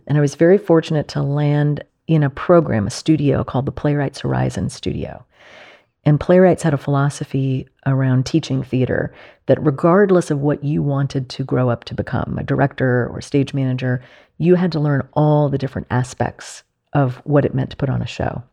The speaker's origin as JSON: {"language": "English", "town": "Mamaroneck", "region": "New York", "country": "United States", "tie": "born or raised there", "said": "I grew up in Mamaroneck, which is on the Long Island Sound, just north of the city"}